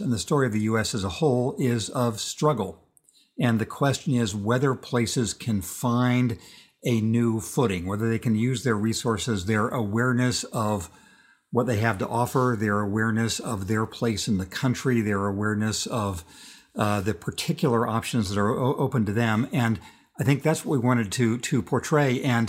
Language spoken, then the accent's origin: English; inland California, United States; growing up in a part of California that coastal California looks down on. It's the inland California. It's where people came during the Great Depression, and it's where people came from Mexico during the Mexican Revolution. That's not a stylish part of California.